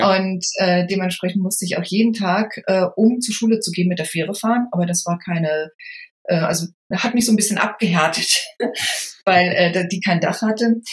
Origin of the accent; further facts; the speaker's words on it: Lübeck, Schleswig-Holstein, Germany; ich komme aus Schleswig-Holstein, äh, bin mhm. Lübeckerin und bin dort in einem Stadtteil aufgewachsen, der heißt Travemünde